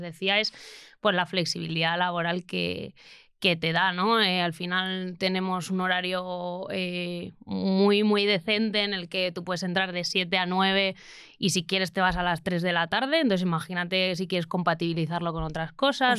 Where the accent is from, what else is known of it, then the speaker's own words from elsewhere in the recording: Lekeitio, Basque Country, Spain; mi pueblo, eh, que es Lequeitio